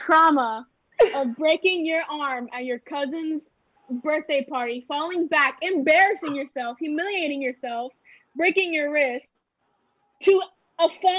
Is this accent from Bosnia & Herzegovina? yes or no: no; Florida, United States; we're from Florida, a hot climate area